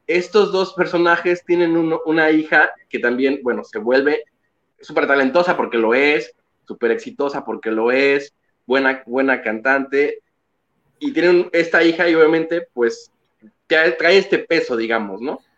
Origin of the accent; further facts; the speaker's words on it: Mexico; lo llevamos en la sangre como mexicanos